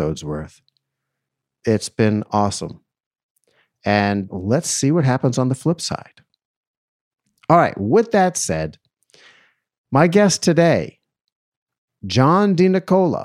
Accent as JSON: {"language": "English", "town": "Boston", "region": "Massachusetts", "country": "United States", "also_born_or_lived": "New York City", "moved": "yes", "lives_now": "Los Angeles, United States", "said": "I'm originally from Boston"}